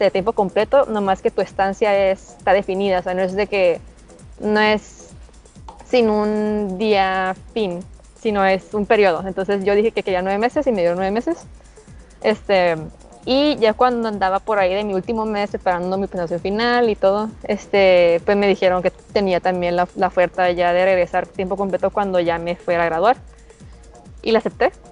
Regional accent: Mexicali, Baja California, Mexico; Soy de Mexicali, Baja California.

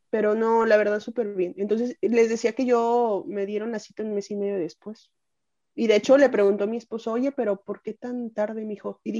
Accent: Mexico; Como buena mexicana.

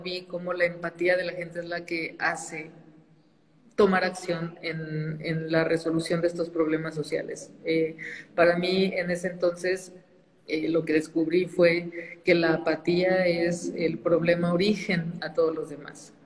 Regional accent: Saltillo, Coahuila, Mexico; moved away as an adult; also born or lived in Spain; now in Mexico City, Mexico; soy de Saltillo, Coahuila. Este, crecí allá

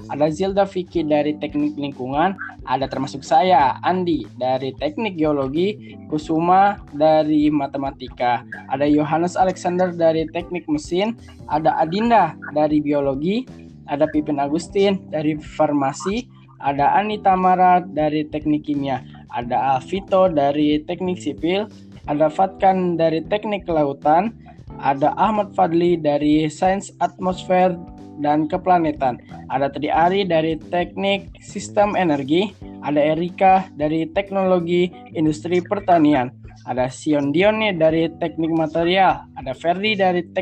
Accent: South Tangerang, Banten, Indonesia; Saya berasal dari Tangerang Selatan, Banten.

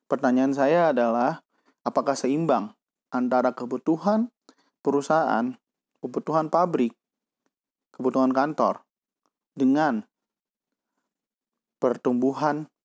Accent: Bandung, West Java, Indonesia; Saya akan nggak akan berbicara secara nasional karena saya dari kota Bandung dan ini apa yang saya lihat di depan mata saya.

